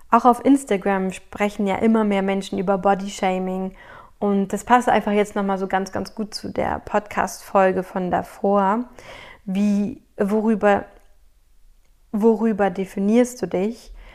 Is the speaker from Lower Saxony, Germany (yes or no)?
no; Berlin, Germany; ich bin in Berlin groß geworden